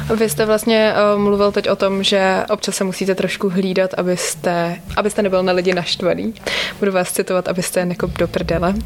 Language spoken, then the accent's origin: Czech; Ústí nad Labem, Ústí nad Labem Region, Czechia; jsem z Hustí